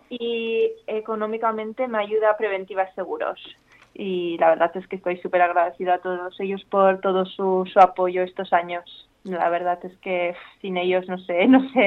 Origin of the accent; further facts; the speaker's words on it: Jávea, Valencian Community, Spain; yo vivo, nací en Javea, vivo aquí, sigo viviendo aquí